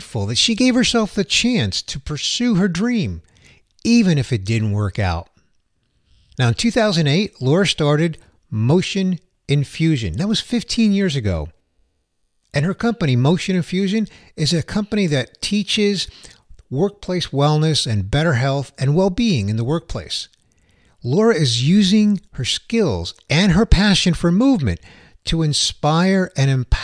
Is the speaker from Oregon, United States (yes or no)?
no; New York City, New York, United States; the Big Apple, my hometown